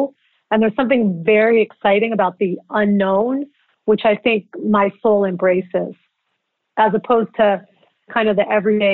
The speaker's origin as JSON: {"language": "English", "town": "Philadelphia", "region": "Pennsylvania", "country": "United States", "tie": "born or raised there", "also_born_or_lived": "New York / Los Angeles", "moved": "yes", "said": "As a young child, I grew up in Philadelphia where there's a lot of culture"}